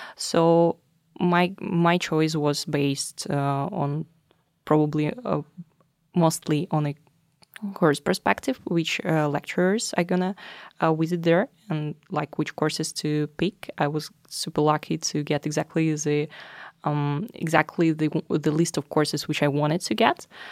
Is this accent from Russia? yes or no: yes; Russia; moved away as an adult; now in Norway; I'm from Russia.